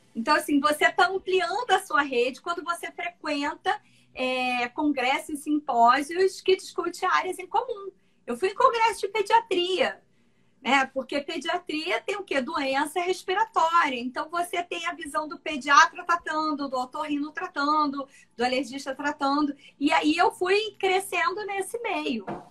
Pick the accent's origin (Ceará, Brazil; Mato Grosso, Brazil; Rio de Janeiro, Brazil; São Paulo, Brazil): Mato Grosso, Brazil; Cuiabá; now in Niterói, Brazil; moro em Niterói, mas sou de Cuiabá, Mato Grosso